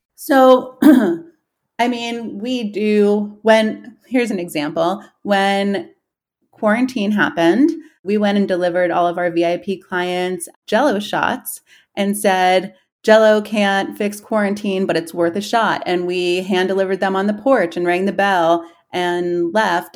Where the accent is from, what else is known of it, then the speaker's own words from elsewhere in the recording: New York City, New York, United States; moved away as an adult; now in Columbus, United States; I was born and raised in Queens, and I moved here to Columbus when I was eighteen